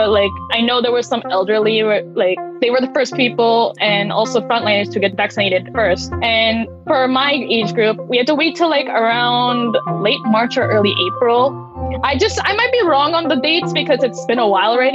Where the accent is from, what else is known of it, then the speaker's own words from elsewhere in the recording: New Jersey, United States; I'm from New Jersey in the United States